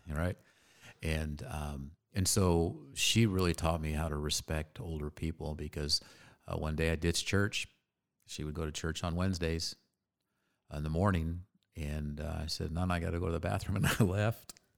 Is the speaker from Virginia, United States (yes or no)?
no; Phoenix, Arizona, United States; Born and raised right here.